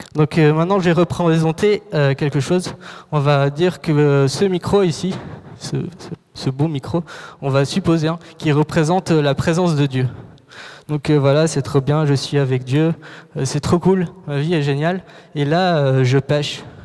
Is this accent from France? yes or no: no; Morocco; moved away; j'ai grandi au Maroc, j'ai vécu là-bas 10 ans, et du jour au lendemain, donc en 24 heures, en moins de 24 heures, on a dû quitter le pays.